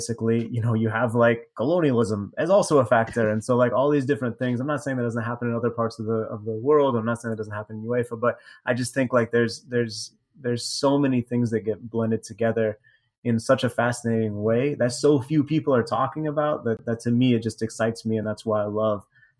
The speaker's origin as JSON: {"language": "English", "country": "United States", "also_born_or_lived": "Mexico", "said": "I'm American, I lived in Mexico"}